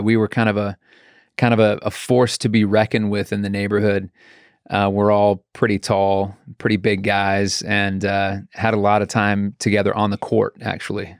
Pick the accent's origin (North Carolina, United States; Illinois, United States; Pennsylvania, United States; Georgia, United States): North Carolina, United States; Raleigh; I was born in Raleigh, North Carolina.